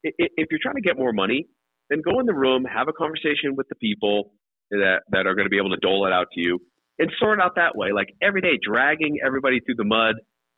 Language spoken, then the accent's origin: English; New England, United States; growing up in New England, it was Red Sox games.